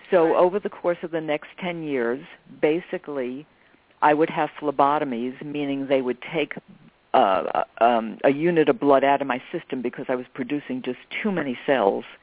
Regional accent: New York, United States; I'm a New Yorker. You're inconvenienced all the time.

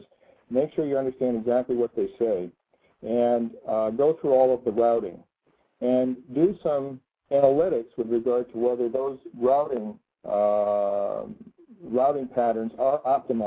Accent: Connecticut, United States; my home state

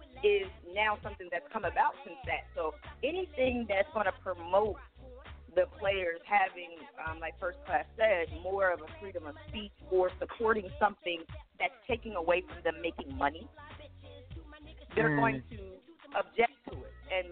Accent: Pennsylvania, United States; I am from, you know, I'm from Pennsylvania, not too far from D.C.

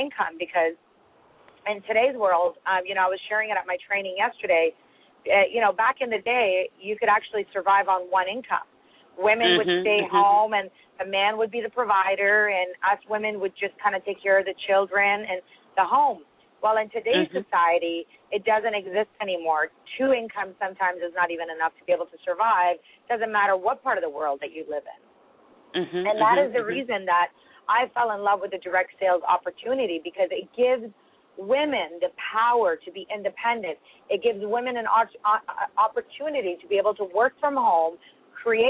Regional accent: Toronto, Ontario, Canada; also born or lived in Iran; raised in Toronto, where I've spent most of my life

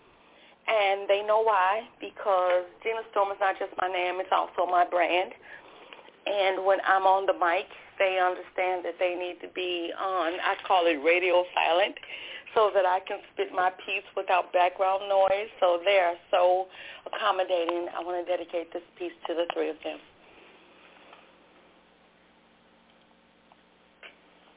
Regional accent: Joliet, Illinois, United States; I'm from Chicagoland. I live in the suburbs, and I live in Joliet, Illinois

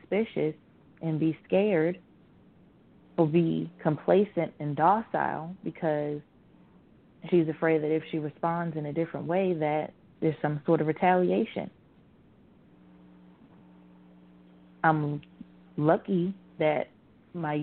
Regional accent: Virginia, United States; growing up in Virginia, in the South

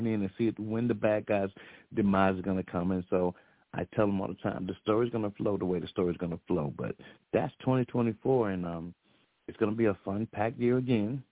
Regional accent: the South, United States; I'm from the South

